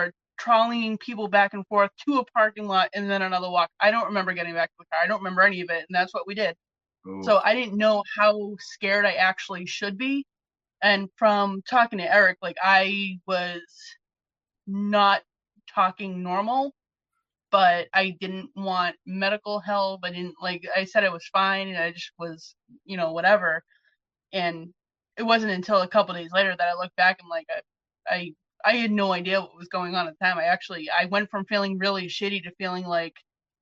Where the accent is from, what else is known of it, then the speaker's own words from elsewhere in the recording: New England, United States; I'm a New England girl, born, raised, never lived anywhere hotter than this